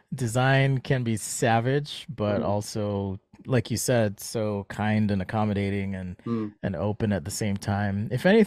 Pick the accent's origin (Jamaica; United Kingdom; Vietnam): Jamaica; accent: American; So I'm from Jamaica, and I don't know if you knew that. Not everyone does because I speak with an American accent